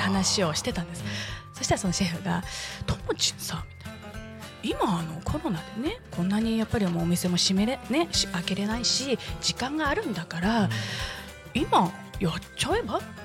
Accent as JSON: {"language": "Japanese", "town": "Katori", "region": "Chiba", "country": "Japan", "tie": "born or raised there", "also_born_or_lived": "Tokyo", "said": "この地元に帰ってきて"}